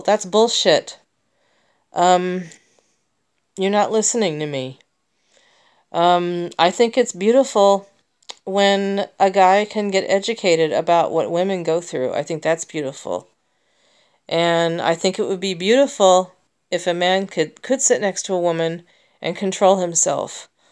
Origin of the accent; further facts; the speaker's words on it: United States; I'm an American